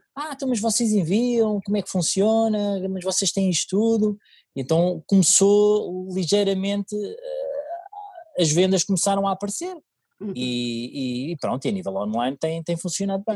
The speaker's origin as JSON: {"language": "Portuguese", "town": "Oeiras", "region": "Lisbon", "country": "Portugal", "tie": "born or raised there", "said": "eu sou residente de Oeiras desde que nasci, aliás, eu nasci em Oeiras, ah, sempre vivi em Oeiras"}